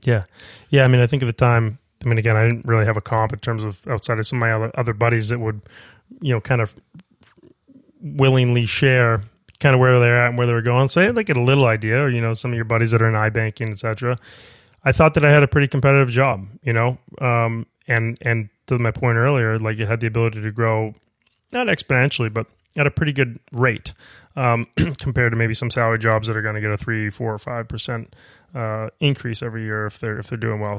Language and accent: English; Maine, United States; moved away; growing up in Maine